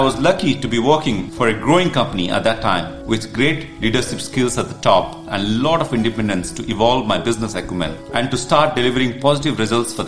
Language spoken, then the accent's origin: English; India; moved away as an adult; also born or lived in Kuwait; my home country of India.